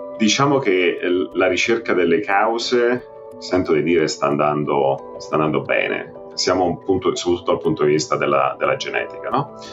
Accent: Rome, Lazio, Italy; moved away as an adult; also born or lived in Trento; now in New York, United States; sono cresciuto a Roma, ho fatto tutto il mio training a Roma

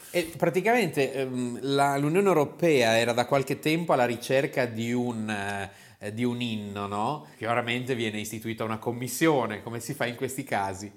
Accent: near Modena, Emilia-Romagna, Italy; dalle nostre parti, anzi dalle mie parti, vicino a Modena

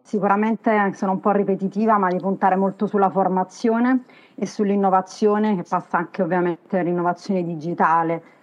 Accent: Naples, Campania, Italy; accent: Neapolitan (partenopeo); ha un DNA tutto partenopeo, si sente anche dal mio accento

